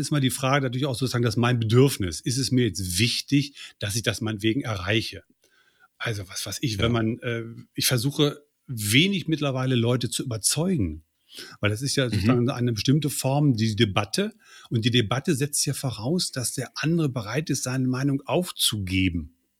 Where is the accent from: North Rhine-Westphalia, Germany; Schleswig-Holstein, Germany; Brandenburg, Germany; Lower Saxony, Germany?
Lower Saxony, Germany; near Göttingen; Aufgewachsen bin ich in der Nähe von Göttingen